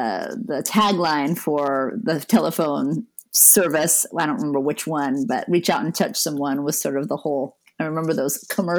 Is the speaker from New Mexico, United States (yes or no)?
yes; Albuquerque, New Mexico, United States; when I was growing up in Albuquerque, New Mexico.